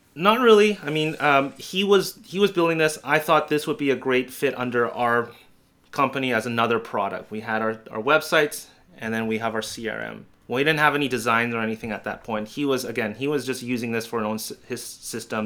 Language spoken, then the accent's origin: English; Canada; I'm a Canadian